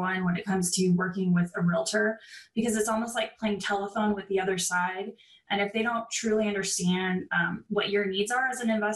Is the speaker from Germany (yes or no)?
no; San Diego, California, United States; moved away as an adult; I am originally from San Diego, California.